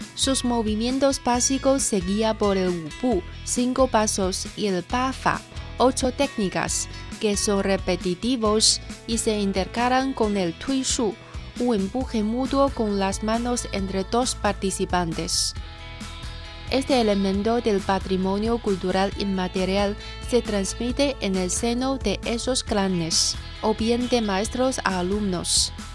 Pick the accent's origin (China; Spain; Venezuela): China; Handan, Hebei; Soy de la ciudad Handan, de la provincia de Hebei